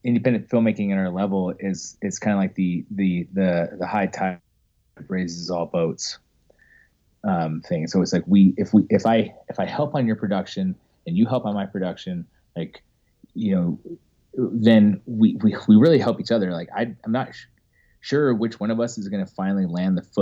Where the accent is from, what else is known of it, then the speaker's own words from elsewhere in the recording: Ogden, Utah, United States; also born or lived in Orlando, Florida; I'm originally from Ogden, Utah